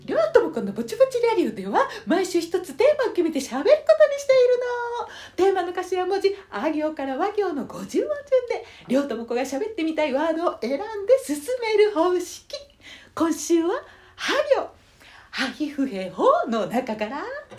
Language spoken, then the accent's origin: Japanese; Nara, Japan; 海なし県の奈良で生まれ育った私